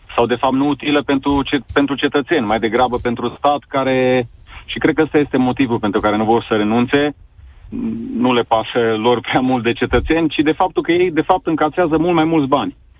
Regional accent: Sibiu, Sibiu County, Romania; eu sunt din Sibiu

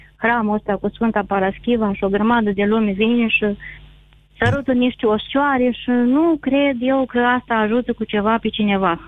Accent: Iași, Iași County, Romania; eu sunt din Iași

